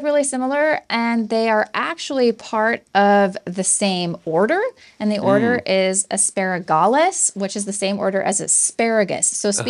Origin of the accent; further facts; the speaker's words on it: Southern California, United States; anybody growing up in Southern California, as I did